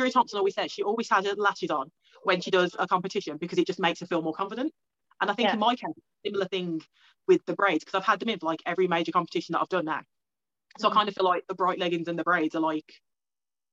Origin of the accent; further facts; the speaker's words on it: Newtown, England, United Kingdom; I'm like full English. I was born in Newtown, which is like a slightly dodgy area